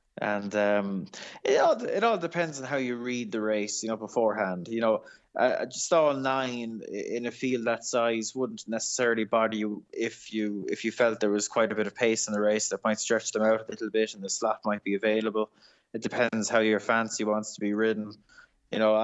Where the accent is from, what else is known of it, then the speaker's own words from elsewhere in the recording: Ireland; As an Irish person